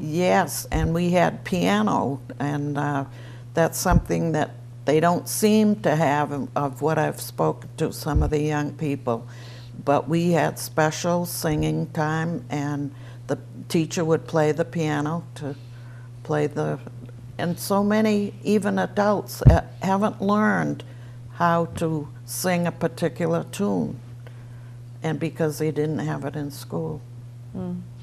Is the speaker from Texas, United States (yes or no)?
no; Easton, Massachusetts, United States; I was born in a farmhouse on Pine Street, Easton Dale, we always called it.